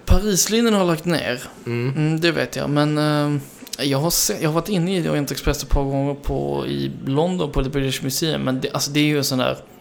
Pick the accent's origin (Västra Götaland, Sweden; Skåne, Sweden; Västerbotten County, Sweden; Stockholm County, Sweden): Skåne, Sweden; Skanör; moved away; also born or lived in Denmark; Skanör, som jag, där jag är från, sydvästra punkten